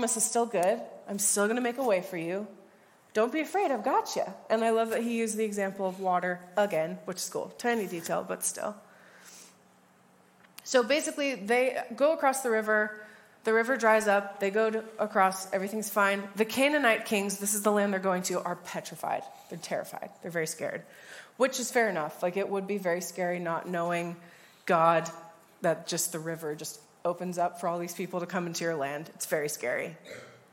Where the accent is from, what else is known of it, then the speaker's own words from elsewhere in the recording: United States; I'm from the States as well.